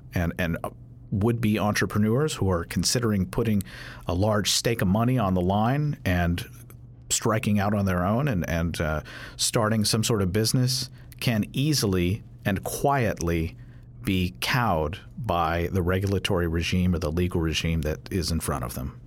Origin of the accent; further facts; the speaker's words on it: Louisville, Kentucky, United States; I'm from Louisville